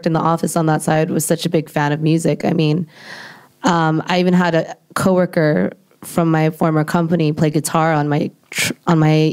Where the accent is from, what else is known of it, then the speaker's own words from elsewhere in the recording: United States; I'm Asian American